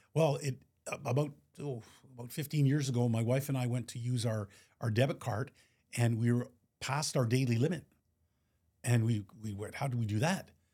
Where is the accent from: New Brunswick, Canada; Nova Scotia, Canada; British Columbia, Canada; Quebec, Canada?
Quebec, Canada; Montreal; born and raised in Montreal